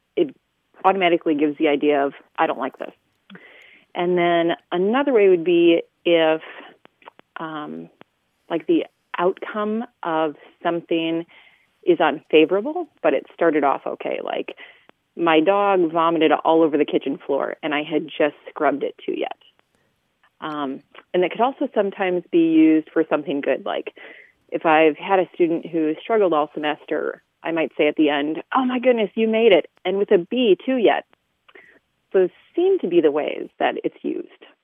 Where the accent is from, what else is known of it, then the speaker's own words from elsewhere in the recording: South Central Minnesota, United States; now in Toledo, United States; I'm originally from South Central Minnesota